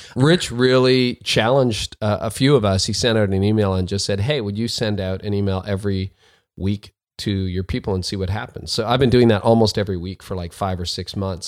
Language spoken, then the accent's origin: English; Canada; also born or lived in north of Toronto, Canada; I'm a Canadian